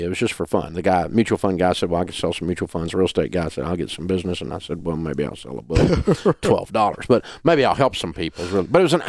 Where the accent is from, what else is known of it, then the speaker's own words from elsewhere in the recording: the South, United States; accent: Southern; pronunciation over the years, because it needed to have a little bit more credibility. I didn't want to lose my Southern accent completely.